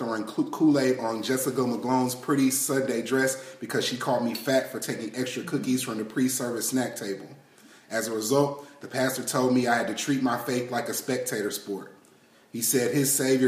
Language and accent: English; Detroit, Michigan, United States; now in Texas, United States; I'm originally from Detroit, Michigan